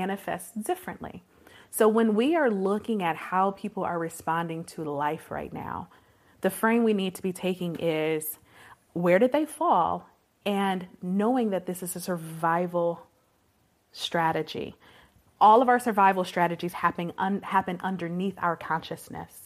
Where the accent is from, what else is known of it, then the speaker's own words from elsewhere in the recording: Detroit, Michigan, United States; I was born and raised in Detroit, Michigan, proper, in the city